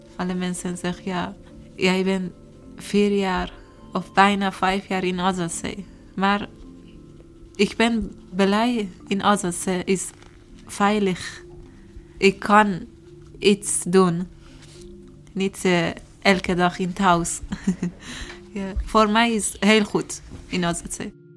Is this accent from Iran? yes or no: yes; Iran; Dutch is a second language; moved away as an adult; also born or lived in Turkey; now in Netherlands; Ik kom uit Iran.